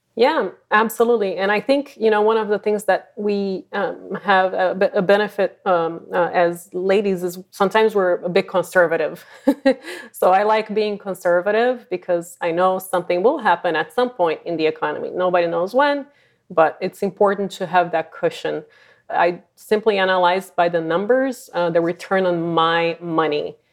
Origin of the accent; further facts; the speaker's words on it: Brazil; moved away as an adult; also born or lived in San Francisco Bay Area, California; now in San Francisco, United States; I'm originally from Brazil, and I've been, um, in the Bay Area for just over twenty years